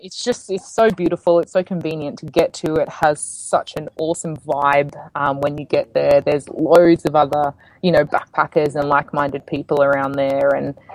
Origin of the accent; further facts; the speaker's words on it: Queensland, Australia; I grew up in Queensland, yeah.